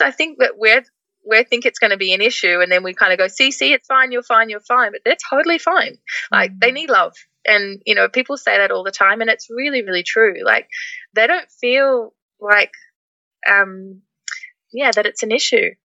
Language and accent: English; Melbourne, Victoria, Australia; first language English; moved away as an adult; also born or lived in Netherlands; I'm from Melbourne originally